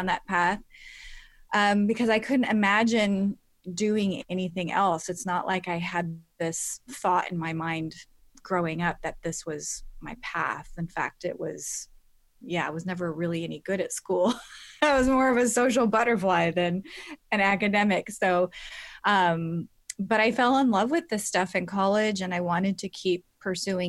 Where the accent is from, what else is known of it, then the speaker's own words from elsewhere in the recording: California, United States; moved away as an adult; also born or lived in England; I just happened to get a job in my home state, 30 minutes from my family, where all my family was, after being gone for like 11 years